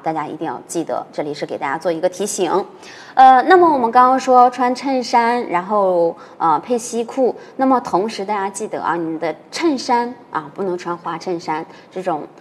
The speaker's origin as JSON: {"language": "Chinese", "region": "northern China", "country": "China", "tie": "born or raised there", "said": "老师是北方的"}